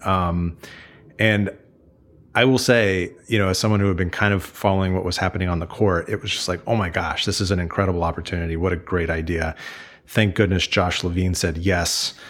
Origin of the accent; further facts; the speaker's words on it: Kansas, United States; I grew up in Kansas